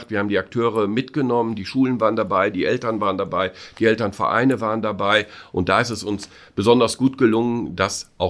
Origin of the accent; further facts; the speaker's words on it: North Rhine-Westphalia, Germany; Ich bin Westfale